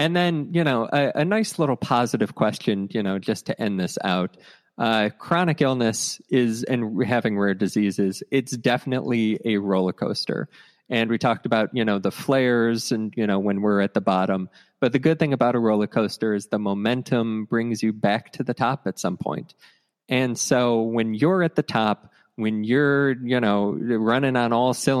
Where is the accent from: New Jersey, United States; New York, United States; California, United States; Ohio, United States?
Ohio, United States; moved away; I grew up in Ohio where we had a bunch of hills and that type of stuff.